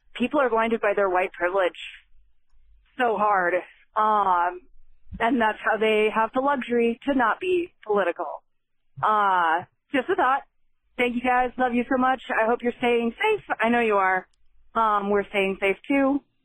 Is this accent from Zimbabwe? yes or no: no; Wyoming, United States; now in Colorado, United States; I'm originally from Wyoming.